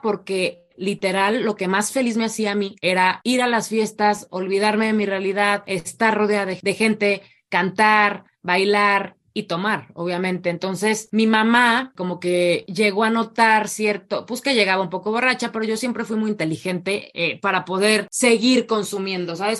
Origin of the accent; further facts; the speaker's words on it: Morelia, Michoacán, Mexico; yo soy de Morelia